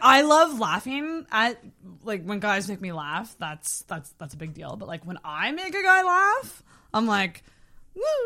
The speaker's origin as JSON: {"language": "English", "town": "Antigonish", "region": "Nova Scotia", "country": "Canada", "tie": "born or raised there", "said": "I grew up in Antigonish, which is also a small town."}